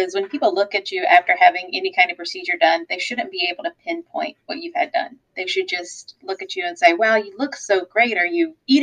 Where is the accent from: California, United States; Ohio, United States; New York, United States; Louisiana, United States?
Louisiana, United States; South; now in Florida, United States; I'm from South Louisiana originally.